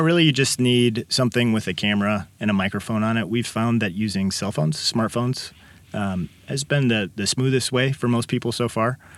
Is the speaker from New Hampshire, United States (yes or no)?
no; Kankakee, Illinois, United States; also born or lived in Champaign-Urbana, Illinois / Downers Grove, Illinois; I was born and raised in Kankakee